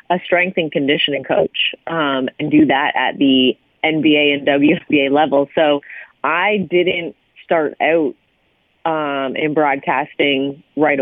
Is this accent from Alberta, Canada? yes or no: no; Hamilton, Ontario, Canada; my hometown, which is McMaster University